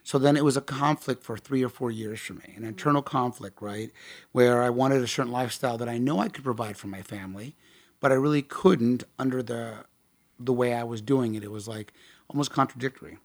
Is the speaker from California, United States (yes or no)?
yes; Tustin, California, United States; I grew up out there in Tustin